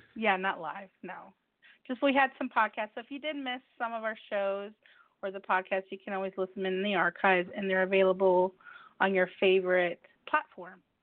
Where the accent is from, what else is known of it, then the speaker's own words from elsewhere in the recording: United States; also born or lived in Mexico; Even though I am Mexican American, but I do eat, I eat the foods here in the United States